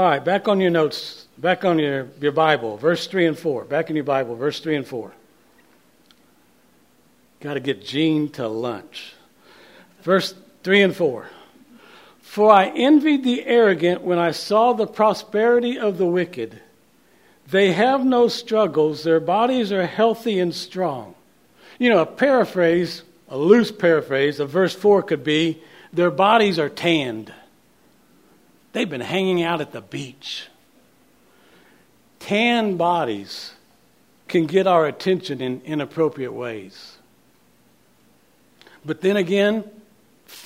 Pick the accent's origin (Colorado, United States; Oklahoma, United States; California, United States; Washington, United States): Oklahoma, United States; Oklahoma City; moved away as an adult; also born or lived in Kansas City, Missouri; We grew up in Oklahoma City, but we left in 1990 to go to seminary in Kansas City, Missouri